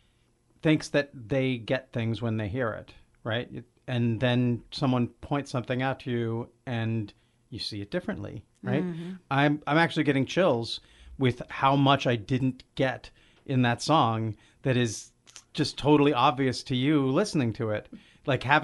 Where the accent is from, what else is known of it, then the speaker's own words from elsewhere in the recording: Olympia, Washington, United States; I grew up in Olympia